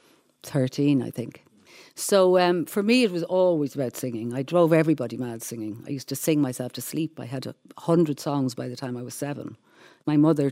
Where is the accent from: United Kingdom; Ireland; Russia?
Ireland; Dublin, County Dublin; I grew up in Stony Batter